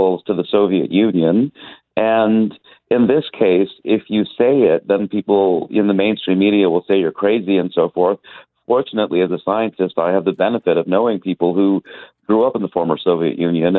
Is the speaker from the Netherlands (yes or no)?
no; India; also born or lived in United States; now in Montreal, Canada; I was an immigrant from India to the United States, and then we immigrated from the United States to take a position at McGill.